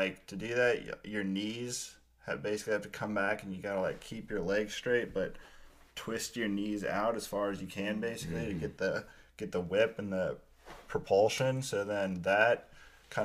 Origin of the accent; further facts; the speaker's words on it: Pella, Iowa, United States; also born or lived in Grand Rapids, Michigan; I grew up in Pella, Iowa, a small like Dutch town